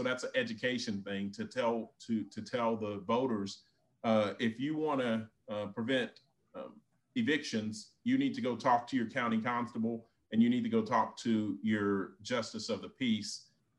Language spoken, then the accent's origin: English; Denton, Texas, United States; born or raised there